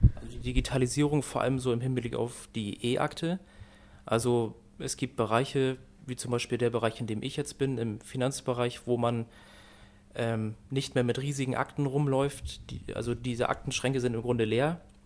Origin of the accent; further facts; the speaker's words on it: Norddeich, Schleswig-Holstein, Germany; ich komme aus Nordeich, also auch aus Dithmarschen